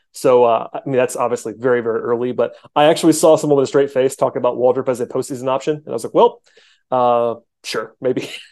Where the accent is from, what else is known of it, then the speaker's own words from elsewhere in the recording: the South, United States; I grew up in the South